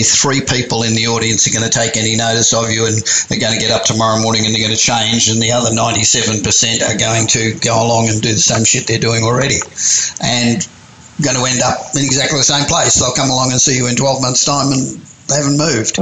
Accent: Australia; moved away as an adult; now in United States; I'm from Australia, obviously, but I've been living in the States for 30 years

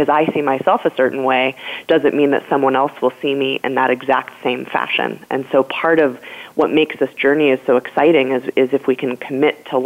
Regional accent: Colorado, United States; moved away; also born or lived in New York; was able to go back home to my home state of Colorado

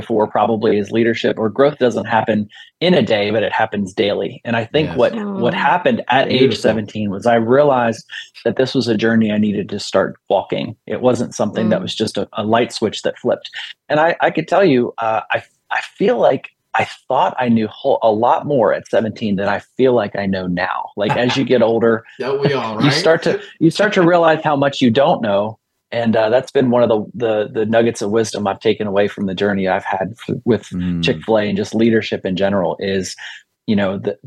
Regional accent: Bowie, Maryland, United States; my hometown of Bowie, Maryland.

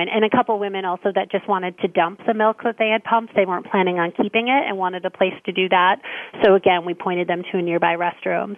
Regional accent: Minnesota, United States; I grew up here in Minnesota

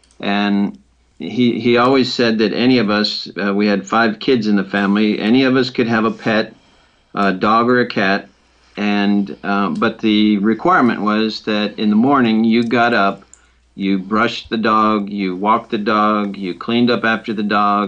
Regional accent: Detroit and Cleveland, Midwest, United States; also born or lived in Chicago, Illinois / Knoxville, Tennessee; I was born in Chicago and lived in Detroit and Cleveland most of my youth.

